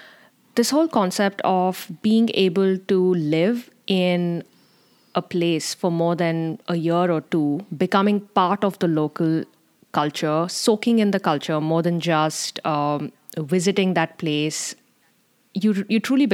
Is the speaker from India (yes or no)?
yes; India; Another theme growing up as Indian Army brats is that you're often very close to nature, living in the remotest of areas in India. Misamari, Dharangdhara, Pathankot, Imphal, Partapur, Dimapur.